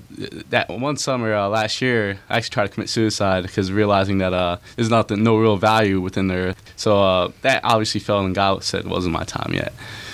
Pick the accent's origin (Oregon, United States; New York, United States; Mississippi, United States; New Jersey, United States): New Jersey, United States; Lakewood; Well, I'm from Lakewood in Central Jersey.